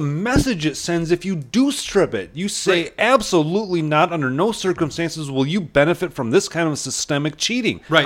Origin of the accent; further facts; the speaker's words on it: Chautauqua, United States; I grew up in Chautauqua and we did not have family around.